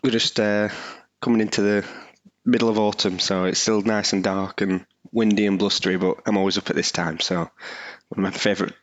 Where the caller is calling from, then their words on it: Burnley, North West England, United Kingdom; I'm coming from the UK. I'm in Burnley, just outside of Manchester